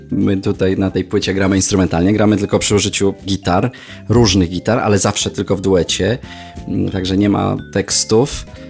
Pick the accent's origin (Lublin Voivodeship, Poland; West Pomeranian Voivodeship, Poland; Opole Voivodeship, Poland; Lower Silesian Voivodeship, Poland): Lower Silesian Voivodeship, Poland; Jelenia Góra; z moim przyjacielem, z którym się znam od siódmego roku życia z Jeleni Góry, naszej rodzinnej